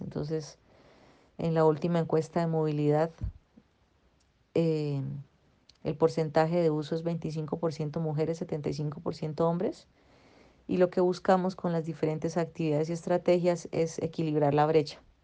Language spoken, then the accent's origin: Spanish; Bucaramanga, Santander, Colombia; Yo volví a, Bucaramanga, a mi ciudad natal, de donde soy